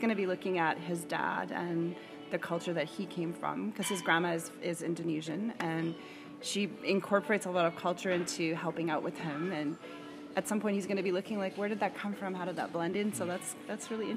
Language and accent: English; Canada; Canada, where we don't opt to talk about politics as much